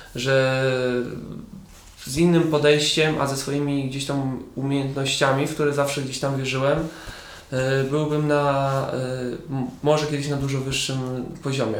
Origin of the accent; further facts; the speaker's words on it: Siedlce, Masovian Voivodeship, Poland; now in Kielce, Poland; Ja wychowałem się, urodziłem w Siedcach, później gdzieś tam przeprowadziliśmy się z rodzicami na wieś